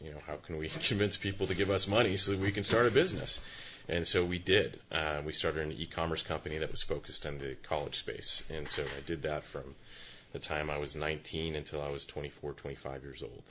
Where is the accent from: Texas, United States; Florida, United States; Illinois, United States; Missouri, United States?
Illinois, United States; Chicago; moved away as an adult; now in Santa Cruz, United States; I'm I'm a transplant from Chicago